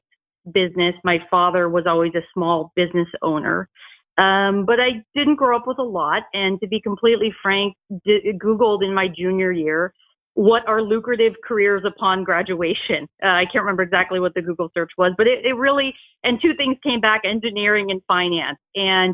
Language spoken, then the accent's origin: English; Boise, Idaho, United States; moved away as an adult; also born or lived in Nampa, Idaho / Los Angeles, California; I grew up in Idaho, in Boise, and also Nampa